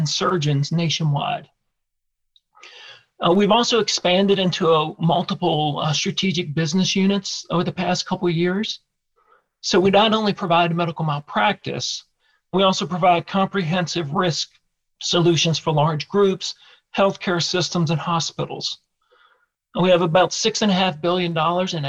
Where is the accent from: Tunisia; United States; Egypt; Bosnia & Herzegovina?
United States; Richmond, Virginia; So my hometown is Richmond, Virginia. I grew up in Richmond, worked most of my jobs in Richmond, and still live here today.